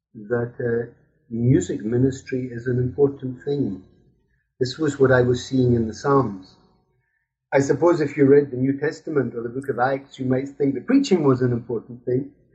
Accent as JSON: {"language": "English", "region": "Scotland", "country": "United Kingdom", "tie": "born or raised there", "moved": "yes", "lives_now": "Brussels, Belgium", "said": "I'm Scottish. I grew up in Scotland"}